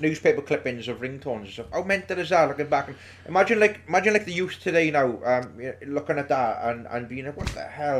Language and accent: English; Wales, United Kingdom; We are all based in and around the South Wales valleys.